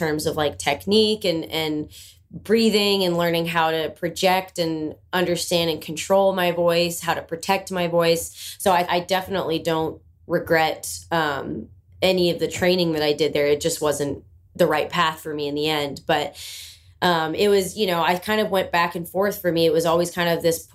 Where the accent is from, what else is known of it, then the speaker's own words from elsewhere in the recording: Bowmanville, Ontario, Canada; moved away as an adult; now in Nashville, United States; I'm from Bowmanville, Ontario. It's a small town just east